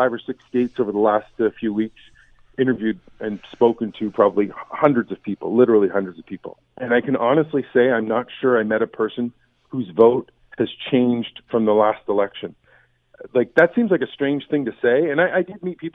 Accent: Canada; we're Canadian journalists

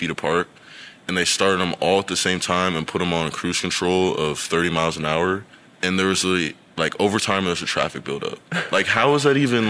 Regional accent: Bellevue, Nebraska, United States; moved away as an adult; now in Norman, United States; my hometown, like, Bellevue

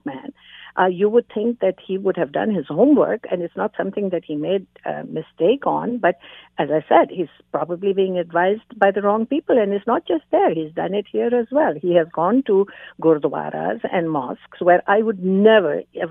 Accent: Canada; me as a Canadian

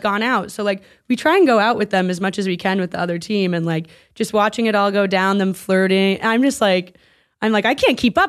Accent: Vermont, United States; now in Los Angeles, United States; I'm from Vermont.

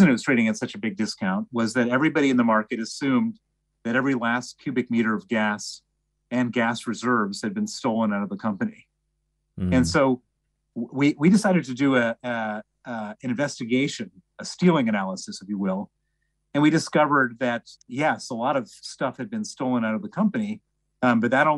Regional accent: Chicago, Illinois, United States; accent: American; also born or lived in Princeton, New Jersey; I'm American. You can tell from my accent. I was born in Princeton, New Jersey. Grew up in Chicago

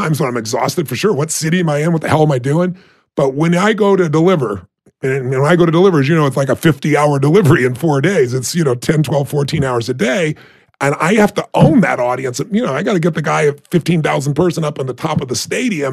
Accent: Azusa, California, United States; I'm a kid from Azusa, California, who had nobody in our family that was successful in business

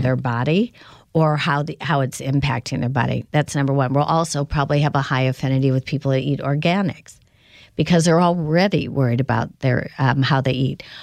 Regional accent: Indiana, United States; growing up in Indiana

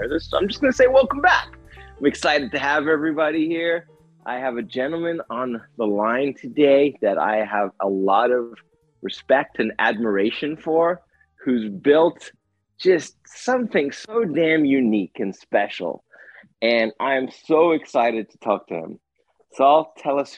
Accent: South Africa; I'm born and raised in South Africa

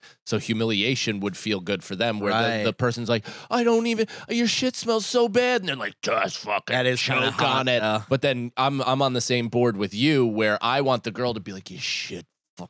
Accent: Seattle, Washington, United States; I'm from Seattle.

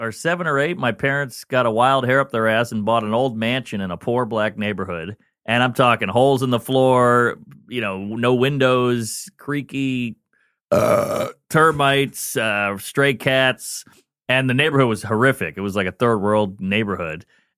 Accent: New Orleans, Louisiana, United States; now in New York, United States; New Orleans. I'm born and raised in New Orleans, Louisiana, and then I've been in New York for like 15 years.

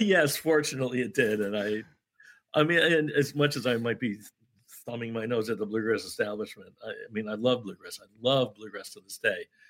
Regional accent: Syracuse, New York, United States; I grew up in Syracuse, New York. I didn't grow up in Kentucky.

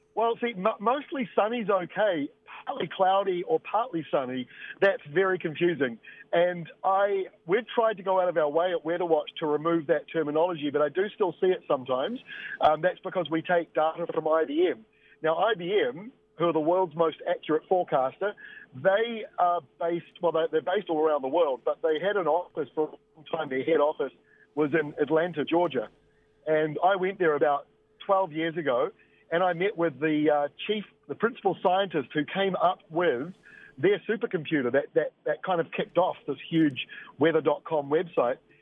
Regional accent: Bay of Plenty, New Zealand; when I grew up in Bay of Plenty

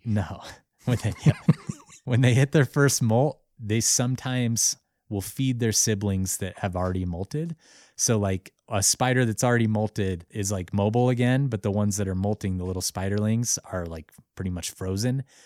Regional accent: Missoula, Montana, United States; they're based out of my hometown, Missoula, Montana

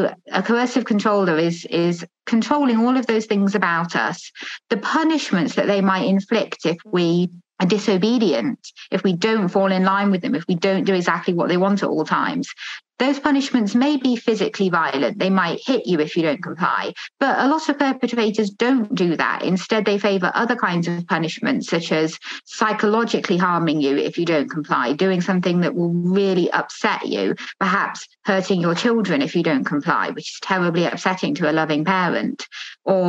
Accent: United Kingdom; I'm a British academic, just started a new job as associate professor at Durham University.

